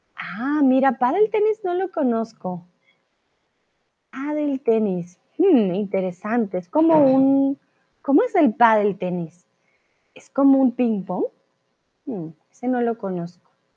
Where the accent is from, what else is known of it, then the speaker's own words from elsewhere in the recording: Colombia; now in Mexico; soy de Colombia y ahora estoy en el hermoso y soleado México